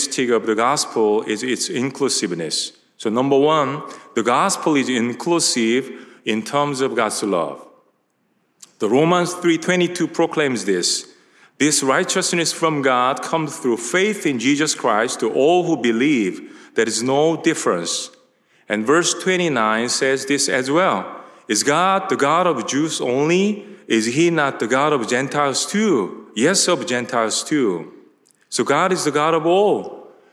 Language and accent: English; South Korea; English is a second language; moved away as an adult; also born or lived in Tacoma, Washington / Nashville, Tennessee; I grew up in South Korea, and I'm from South Korea, so I have some Southern accent.